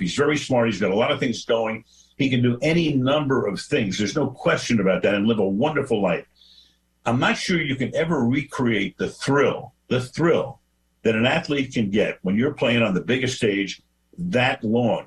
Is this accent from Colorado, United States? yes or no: no; Los Angeles, California, United States; this is my hometown